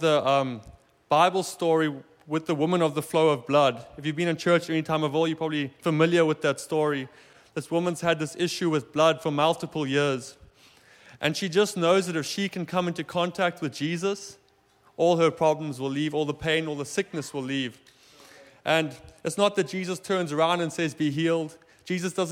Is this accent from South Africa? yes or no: yes; South Africa; now in Germany; I'm from South Africa. My family still lives there.